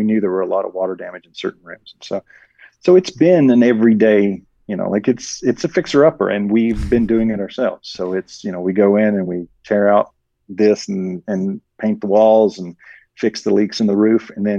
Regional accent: the South, United States; I grew up in the South, and this is very much like the South in that, you know, we live on well water.

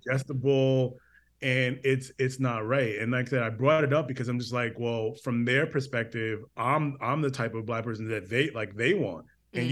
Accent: Connecticut, United States; I grew up in Connecticut

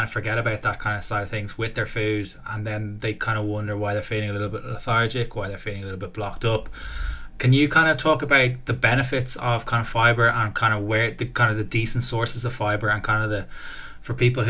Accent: Dublin, Leinster, Ireland; accent: D4; I had to watch my D4 accent there.

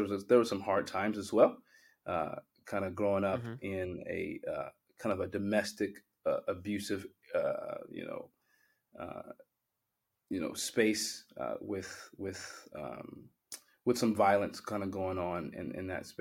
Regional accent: Liberty, Missouri, United States; moved away as an adult; now in Mount Vernon, United States; it was this smaller town, now big. It's much bigger now, Liberty, Missouri

